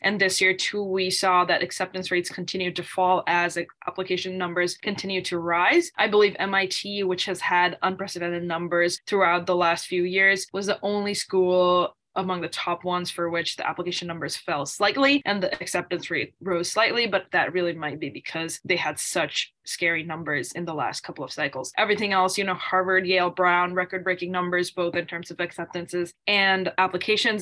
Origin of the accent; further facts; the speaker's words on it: Bangladesh; now in United States; I am originally from Bangladesh